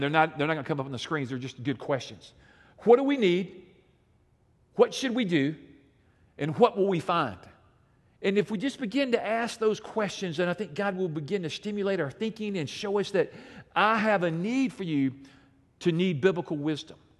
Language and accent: English; Alabama, United States; I'm from Alabama